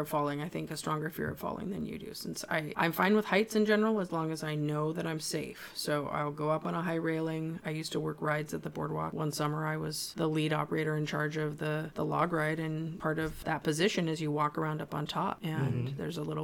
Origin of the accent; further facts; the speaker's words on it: Santa Cruz, California, United States; I'm from Santa Cruz